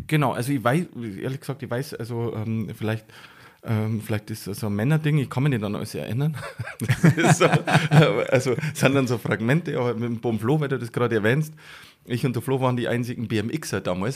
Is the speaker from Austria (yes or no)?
no; near Passau, Bavarian Forest, Germany; also born or lived in Munich; now in Garmisch-Partenkirchen, Germany; da bin ich geboren. Da habe ich die sehr wichtige Zeit meines Lebens verbracht. Aber aufgewachsen bin ich in der Nähe, im südlichen Mittelpunkt des Bayerischen Waldes